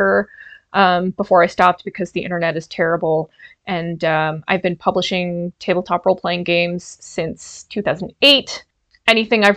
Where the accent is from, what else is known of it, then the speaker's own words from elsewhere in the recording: Ohio, United States; moved away as an adult; now in Canada; I grew up in Ohio, really conservative Catholic